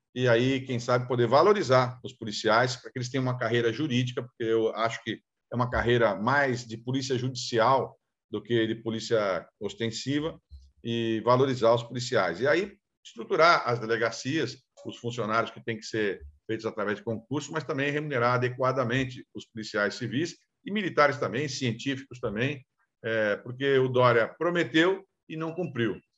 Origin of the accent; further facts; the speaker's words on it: São Vicente, São Paulo, Brazil; de São Vicente, da minha terra de origem